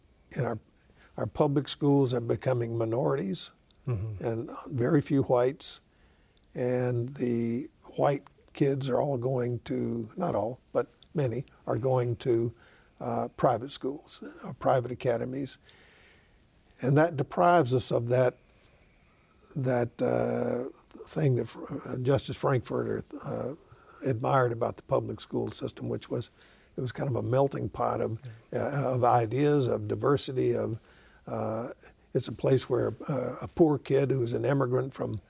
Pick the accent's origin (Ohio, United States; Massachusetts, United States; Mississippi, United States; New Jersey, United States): Mississippi, United States; Jackson; moved away as an adult; now in Oakland, United States; I said, growing up in Mississippi opened and not closed my eyes to the cruelty of racism.